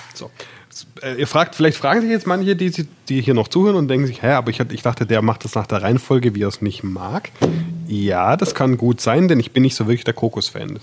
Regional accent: Swabia, Germany; ich bin Schwabe

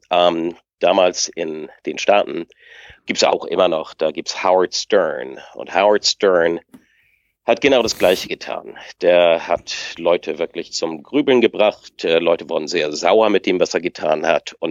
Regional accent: Lübeck, Schleswig-Holstein, Germany; ich komme aus Lübeck.

